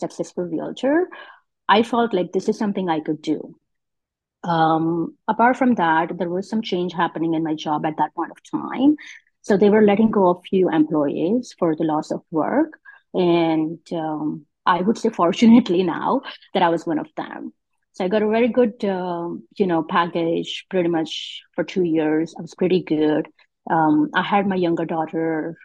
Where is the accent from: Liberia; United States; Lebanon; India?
India; moved away as an adult; now in Canada; I migrated in Canada about 18 years ago, and I'm originally from India